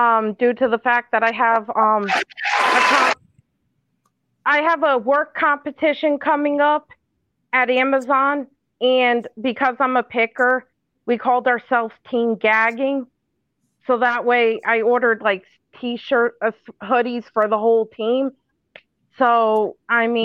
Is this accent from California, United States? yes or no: no; Connecticut, United States; I'm from Connecticut